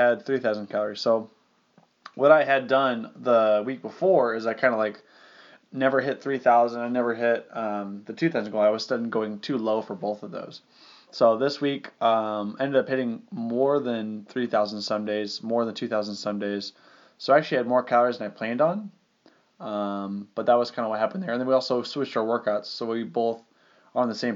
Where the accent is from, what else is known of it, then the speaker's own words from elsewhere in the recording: Arizona, United States; moved away; I grew up in Arizona